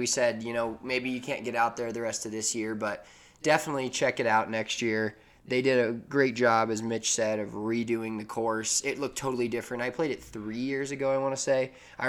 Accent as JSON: {"language": "English", "town": "Denver", "region": "Colorado", "country": "United States", "said": "we're both from Denver."}